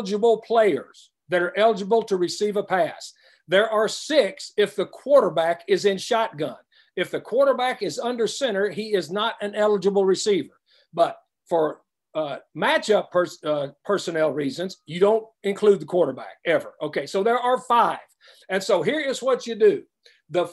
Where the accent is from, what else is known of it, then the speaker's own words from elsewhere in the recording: West Texas, United States; I grew up in West Texas